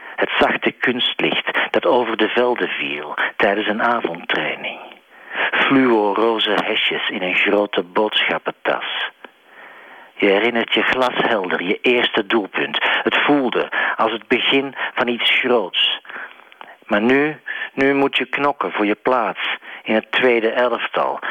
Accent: Belgium; als Belg

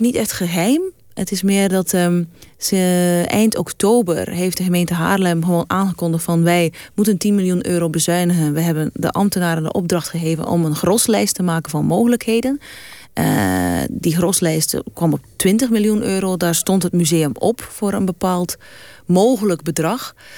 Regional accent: West Flanders, Belgium; moved away; kom uit West-Vlaanderen. Dan zeggen we altijd je

